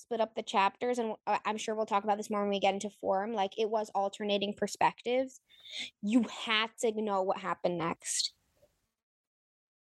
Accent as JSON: {"language": "English", "region": "New England", "country": "United States", "said": "I'm from New England"}